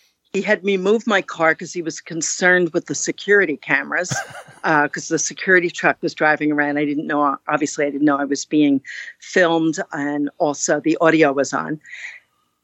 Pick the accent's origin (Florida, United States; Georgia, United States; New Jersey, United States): New Jersey, United States; moved away as an adult; also born or lived in Kentucky / Texas / Germany / Fort Drum, New York; now in New York, United States; I was raised in New Jersey.